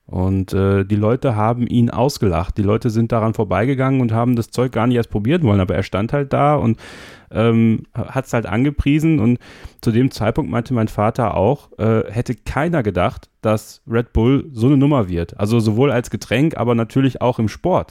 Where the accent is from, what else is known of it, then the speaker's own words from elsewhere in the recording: Germany; Bei uns in Deutschland